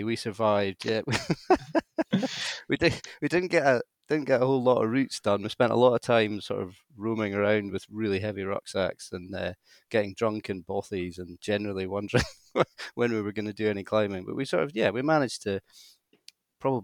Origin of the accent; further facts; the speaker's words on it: Aberdeen, Scotland, United Kingdom; moved away as an adult; also born or lived in Edinburgh; Aberdeen is my hometown. I'm born and bred, pedigree Aberdonian.